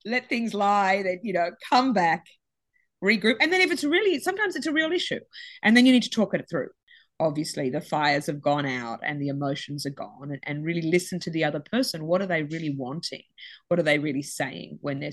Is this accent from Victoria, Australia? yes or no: no; Sydney, New South Wales, Australia; both Gabby and I grew up on the beaches. I'm from Sydney